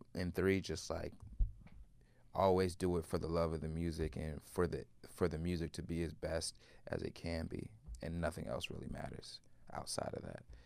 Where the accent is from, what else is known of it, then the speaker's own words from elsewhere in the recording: Chicago, Illinois, United States; growing up in Chicago in the music scene